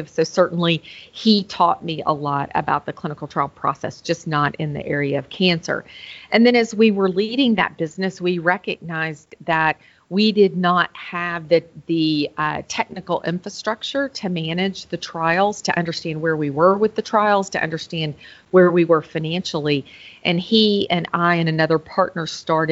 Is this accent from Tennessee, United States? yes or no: yes; Memphis, Tennessee, United States; now in Nashville, United States; I am from Memphis, Tennessee, originally. I'm in Nashville now